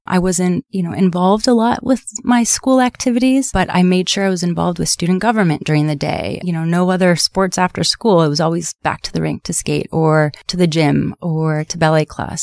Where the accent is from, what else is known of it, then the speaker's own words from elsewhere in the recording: Southern California, United States; I grew up here in Sou-, in Southern California